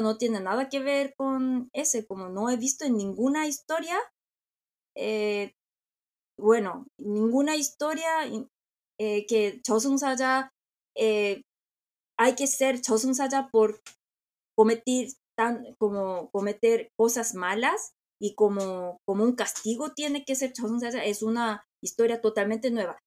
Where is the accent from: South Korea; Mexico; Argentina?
South Korea; Spanish is a second language; soy coreana